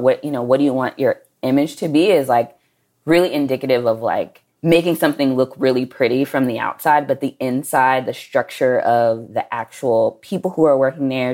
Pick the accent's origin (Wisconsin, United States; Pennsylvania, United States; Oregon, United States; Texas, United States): Texas, United States; Dallas; we are both from Dallas